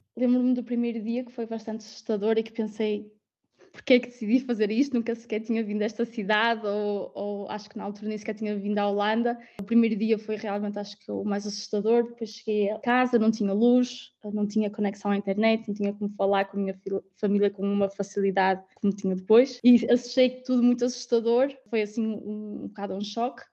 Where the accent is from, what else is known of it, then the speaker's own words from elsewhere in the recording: Guimarães, Norte, Portugal; moved away as an adult; also born or lived in London, United Kingdom / Netherlands; now in The Hague, Netherlands; Eu sou de Guimarães, óbvio que o meu sentimento de casa é sempre lá